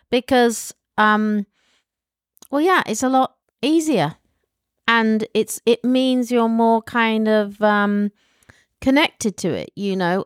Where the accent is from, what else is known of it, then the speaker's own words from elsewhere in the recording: United Kingdom; moved away; as a Brit